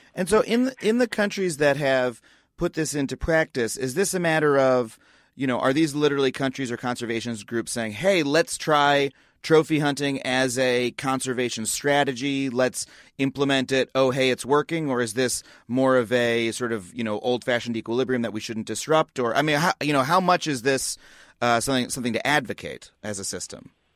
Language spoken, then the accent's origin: English; United States; the environmental culture that I grew up in in the United States